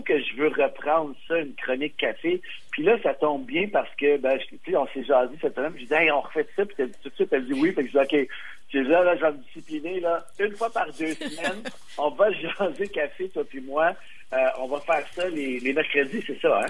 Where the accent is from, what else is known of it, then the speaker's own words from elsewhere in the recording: Montreal, Quebec, Canada; je viens de Montréal